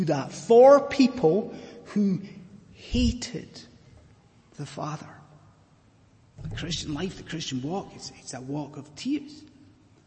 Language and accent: English; Scottish Highlands, Scotland, United Kingdom; now in London, United Kingdom; I am a Scottish Highlander